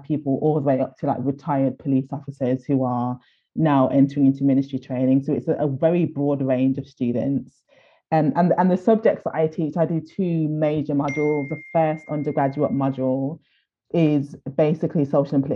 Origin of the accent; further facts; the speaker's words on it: Birmingham, West Midlands, United Kingdom; I'm from Birmingham, which is in the Midlands, in the heart of England. That's where I'm from.